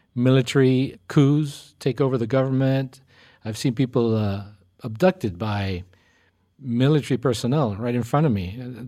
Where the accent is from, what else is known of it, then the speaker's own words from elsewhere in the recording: Argentina; now in United States; growing up in Argentina